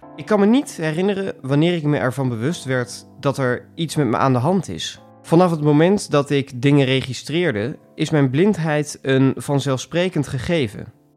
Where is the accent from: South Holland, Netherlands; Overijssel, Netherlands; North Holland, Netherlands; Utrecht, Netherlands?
Overijssel, Netherlands; Markelo; Ik groeide op in het Twentse dorpje Markelo